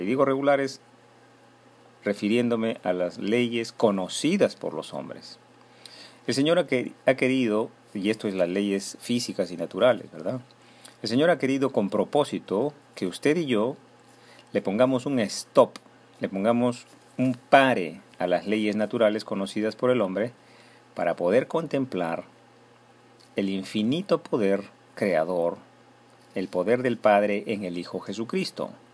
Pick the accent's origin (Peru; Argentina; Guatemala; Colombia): Peru; Ilo, Moquegua; mi pueblo de Hilo, mi pueblo natal